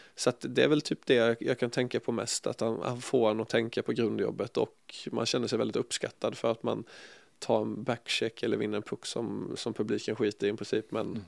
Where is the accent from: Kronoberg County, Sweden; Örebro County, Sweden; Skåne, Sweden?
Kronoberg County, Sweden; Ljungby; moved away; also born or lived in Båstad; hemma i Ljungby